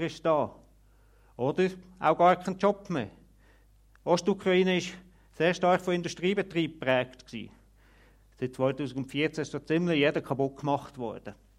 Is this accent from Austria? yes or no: no; Switzerland; bei uns in der Schweiz